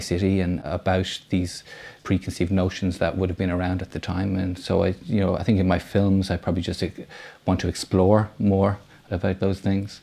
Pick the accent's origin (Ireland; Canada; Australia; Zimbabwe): Ireland; Dublin, Leinster; I grew up in Foxfield in Rhieni. So, um, the three films I've made so far, they're Dublin films